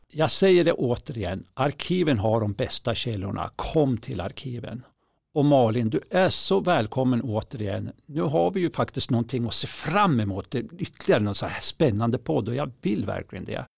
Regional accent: inland Norrland, Sweden; Norrlands inland, alltså det är till och med där jag är från

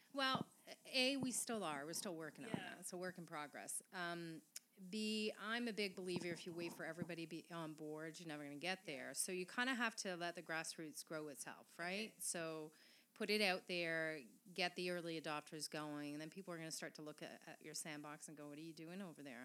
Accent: Quebec, Canada; first language French; English is a second language; moved away; I was raised in Quebec. My mother tongue is French.

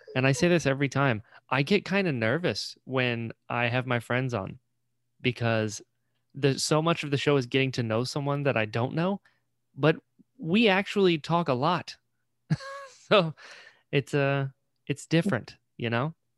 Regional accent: Florida, United States; also born or lived in Elizabeth City, North Carolina; But we lived in Maple, and then when I was six, moved down to Florida.

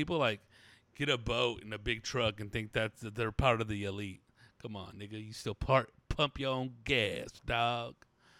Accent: Milwaukee, Wisconsin, United States; now in Orange County, United States; I say the word pop because I grew up in Milwaukee. Now I live in Orange County.

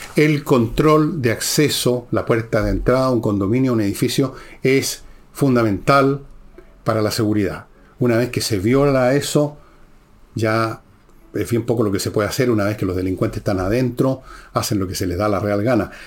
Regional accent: Chile; como chileno

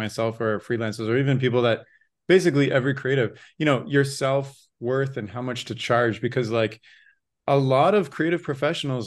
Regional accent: Canada; I grew up in the Canadian education system

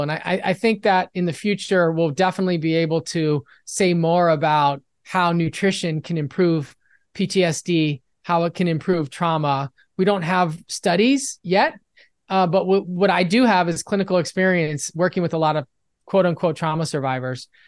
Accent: Los Angeles, California, United States; I'm from Los Angeles

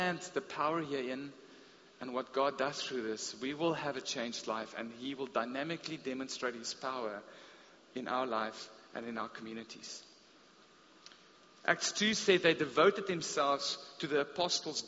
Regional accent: South Africa; growing up in the Afrikaans Reformed Church

